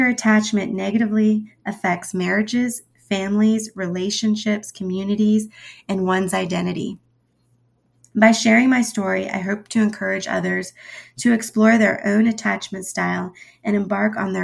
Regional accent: United States; first language Spanish; English is a second language; also born or lived in Mexico; After 2 years, my mother got me back and retreated to her hometown in the States

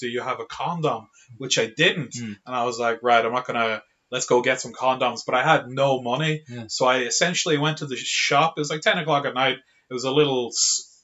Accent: Monaghan, Ulster, Ireland; now in Dublin, Ireland; I grew up in Monaghan

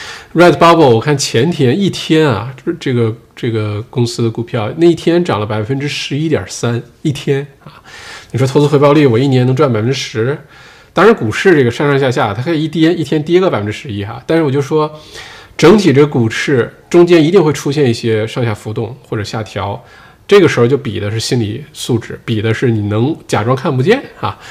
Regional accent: Northeast China, China; accent: Dongbei; also born or lived in Sydney, Australia; now in Australia; 用我们东北话说

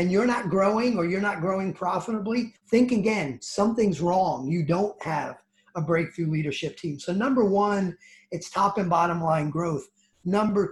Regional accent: New Jersey, United States; accent: New Jersey; my New Jersey accent

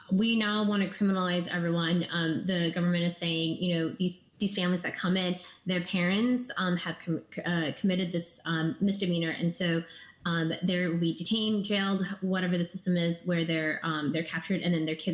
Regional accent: Minnesota, United States; Because growing up in Minnesota, um, you know, so many people were getting ready to, like prepare for the new refugee families to come and stuff

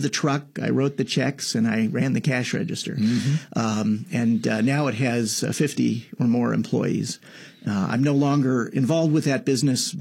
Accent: Menomonie, Wisconsin, United States; moved away as an adult; now in Washington, D.C., United States; I grew up in a small town in northern Wisconsin called Menominee. Menominee, Wisconsin

